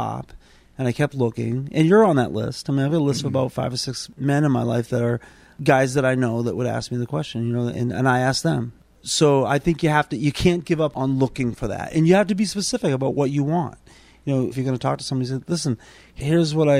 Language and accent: English; Boston, Massachusetts, United States; I grew up in South Boston, and thought I was a tough kid